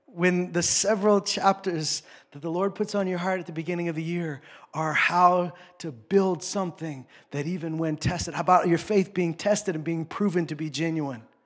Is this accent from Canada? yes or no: yes; Canada; I grew up in Saskatchewan, Alberta. This is where I grew up